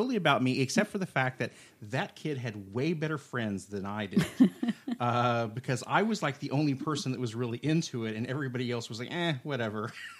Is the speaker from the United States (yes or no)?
yes; Oklahoma, United States; accent: Okie; You can't hear my accent as much because I'm behaving myself. But every once in a while, the oak can come out, and it's pretty bad sometimes.